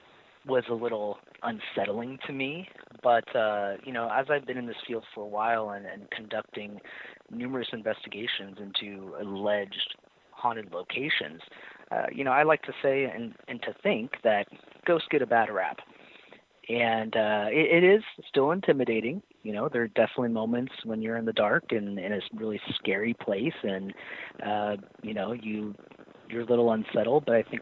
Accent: Orange County, California, United States; I grew up in Orange County, live in Orange County, still

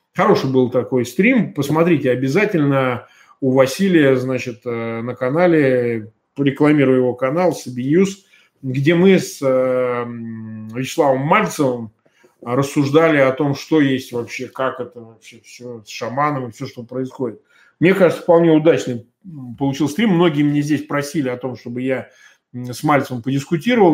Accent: Russia; Я россиянин

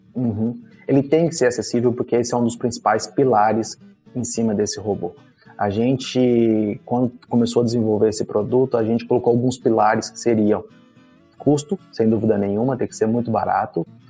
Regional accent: Brazil; nós, como brasileiros

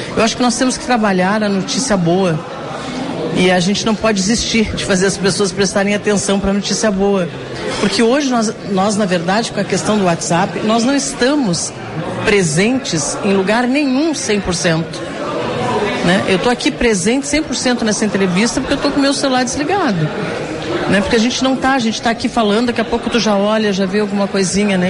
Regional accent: Pelotas, Rio Grande do Sul, Brazil; eu também vim do interior, né? Sou de Pelotas

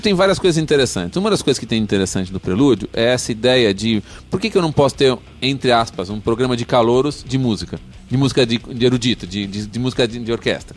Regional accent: São Paulo, Brazil; Eu sou de São Paulo

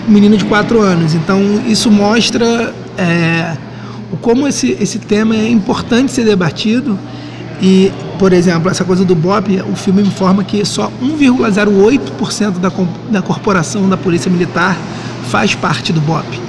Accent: Rio de Janeiro, Brazil; eu sou da Tijuca, sou morador da Tijuca

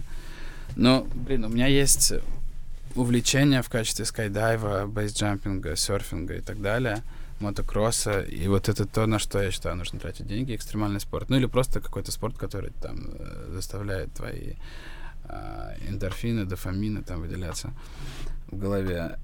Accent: Ryazan, Ryazan Oblast, Russia; moved away as an adult; now in Georgia; я из Рязани

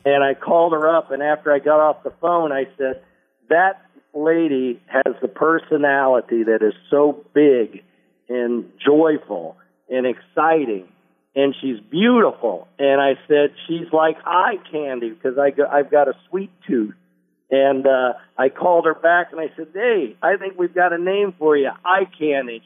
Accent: Indianapolis, Indiana, United States; moved away as an adult; also born or lived in Los Angeles; my hometown of Indianapolis

